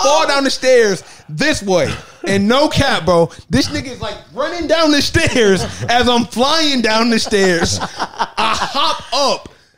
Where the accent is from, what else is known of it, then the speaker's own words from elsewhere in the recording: East Cleveland, Ohio, United States; I am from East Cleveland. If you don't know where that's at, I'm from the hood.